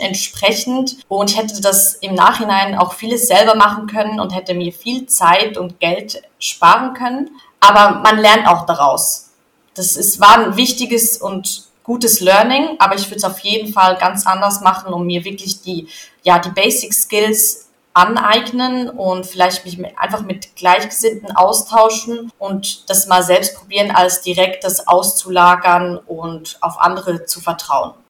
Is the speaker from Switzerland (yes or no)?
yes; Switzerland; ich bin in der Schweiz aufgewachsen und da zur Schule gegangen